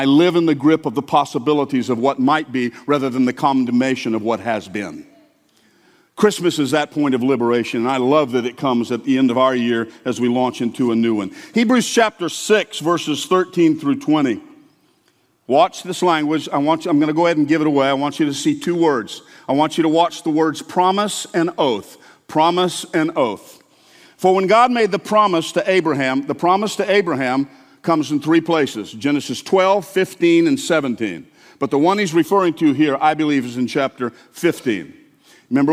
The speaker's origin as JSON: {"language": "English", "region": "the South", "country": "United States", "tie": "born or raised there", "said": "I grew up hearing in the South"}